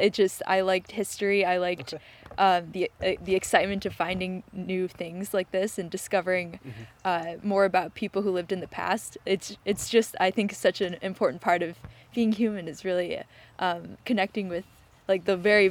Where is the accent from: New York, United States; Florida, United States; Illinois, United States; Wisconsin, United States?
Illinois, United States; Chicago; also born or lived in Indiana; I'm from Chicago, and I went to school at Notre Dame in Indiana in the U.S.